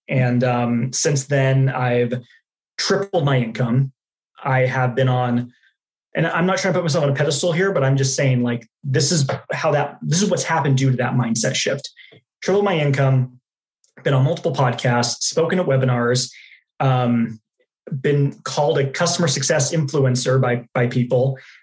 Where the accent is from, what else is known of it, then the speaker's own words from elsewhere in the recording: Dallas, Texas, United States; moved away as an adult; also born or lived in Utah; now in Phoenix, United States; I was born in Utah, uh, lived there till I was nine years old, then moved to Dallas, Texas